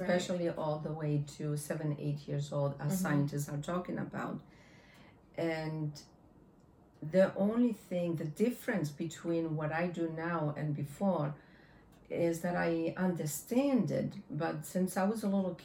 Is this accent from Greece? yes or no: yes; Greece; also born or lived in Belgium / Canada; now in United States; I'm from Greece and we are a very religious country.